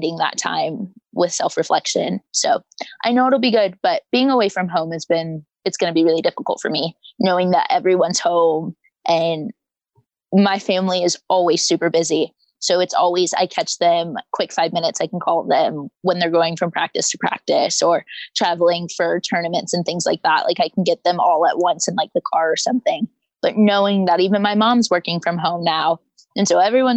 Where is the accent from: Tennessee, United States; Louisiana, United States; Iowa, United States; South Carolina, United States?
Iowa, United States; Sioux City; moved away as an adult; I'm from Sioux City, Iowa